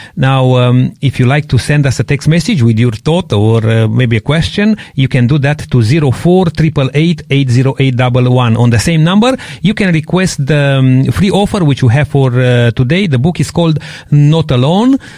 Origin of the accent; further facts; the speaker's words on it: Transylvania, Romania; moved away; I come from Transylvania